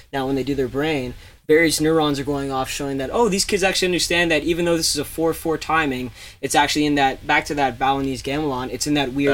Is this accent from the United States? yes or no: no; Canada; I am a Canadian artist working with Canadian Daydream